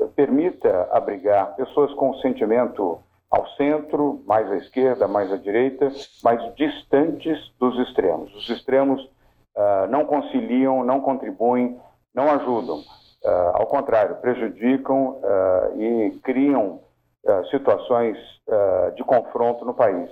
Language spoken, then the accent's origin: Portuguese; Bahia, Brazil; now in São Paulo, Brazil; todo o estado da Bahia, que é meu estado também, é minha terra